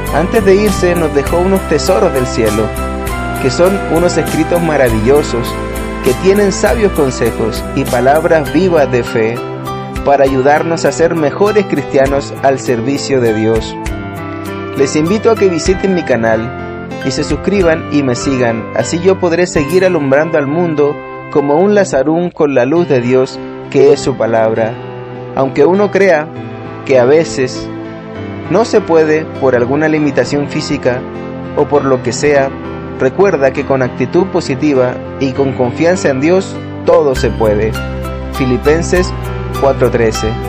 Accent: Argentina; Nací en Argentina en el año 1965

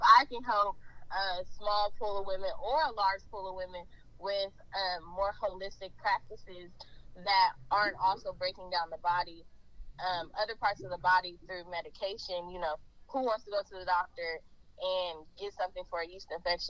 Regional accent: Portland, Oregon, United States; I'm originally from Portland, Oregon. I have moved around because I just can't stay in one place

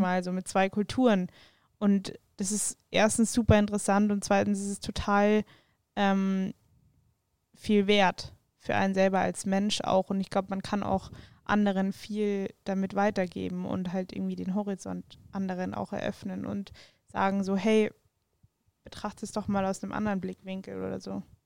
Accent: Weilheim, Bavaria, Germany; moved away as an adult; now in Munich, Germany; dann sind wir rausgezogen nach Weilheim, wenn es jemandem was sagt, so Richtung Garmisch. Ähm, genau, da bin ich dann auch zur Schule

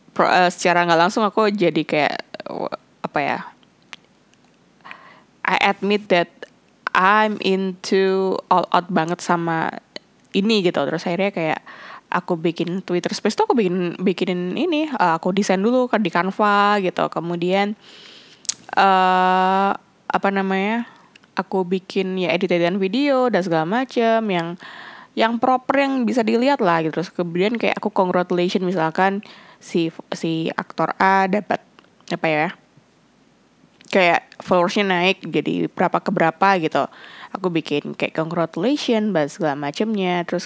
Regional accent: Indonesia; aku bilang I'm Indonesian but I just understand in Thai but I don't know how to actually uh, speaking in Thai correct way gitu karena ngerasa kayak logat aku cara aku ngomong masih not Thai enou

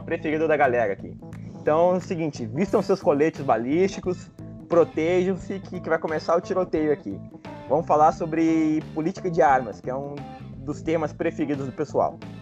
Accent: Rio Grande do Sul, Brazil; aqui no Rio Grande do Sul, e todos nós aqui somos gaúchos

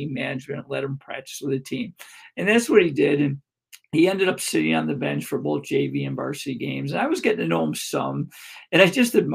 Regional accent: Greece, New York, United States; my hometown of Greece, New York

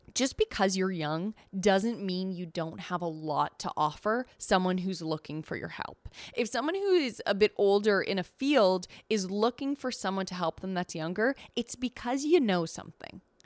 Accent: Canada; We're Canadian

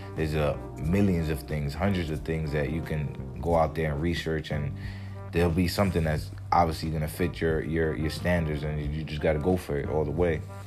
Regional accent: Jersey City, New Jersey, United States; also born or lived in New York City, United States; now in Miami, United States; Jersey City. That's where I'm from

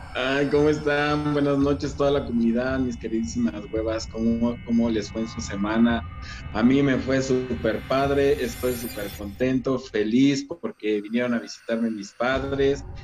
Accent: Mexico; soy mexicano

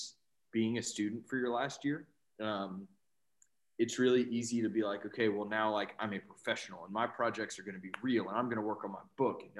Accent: Blue Ridge Mountains, Southwest Virginia, United States; moved away as an adult; now in Richmond, United States; I grew up in Southwest Virginia in the Blue Ridge Mountains

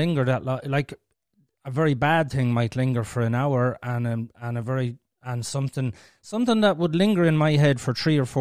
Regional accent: Ireland; we're Irish and we're speaking the fucking language

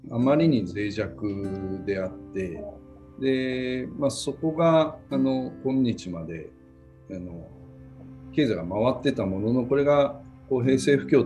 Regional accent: Ureshino, Saga, Japan; born there; あの私のもやっぱり旅館で生まれたりとか、まあ、嬉野も

